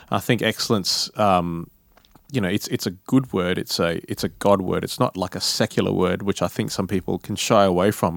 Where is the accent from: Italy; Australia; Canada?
Australia; Perth, Western Australia; moved away as an adult; now in Sydney, Australia; I come from Perth